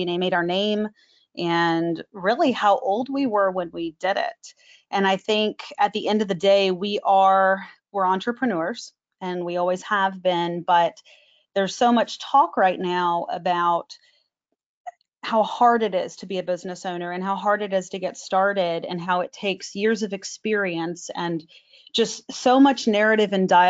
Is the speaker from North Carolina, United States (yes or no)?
no; Dallas, Texas, United States; also born or lived in Plano, Texas; I actually grew up in Dallas and moved to Plano right after September 11th